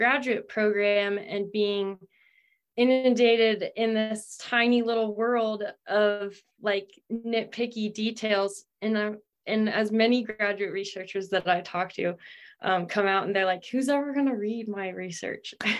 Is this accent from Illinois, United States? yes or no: no; Ohio, United States; moved away as an adult; also born or lived in California; I'm from Ohio and was raised not on a farm or anything